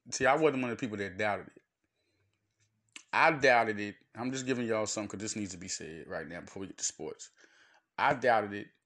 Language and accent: English; United States; It's a gift and a curse being an American